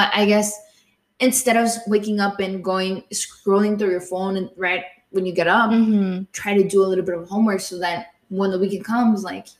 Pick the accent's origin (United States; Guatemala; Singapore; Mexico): Mexico; Jalisco; moved away; I'm from Jalisco.